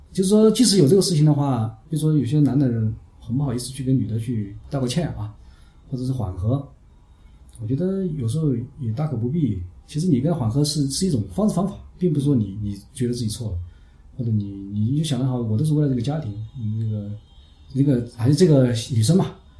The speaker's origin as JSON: {"language": "Chinese", "region": "Hunan", "country": "China", "also_born_or_lived": "Chongqing", "moved": "yes", "lives_now": "Chengdu, China", "said": "南方人嘛，我们湖南人"}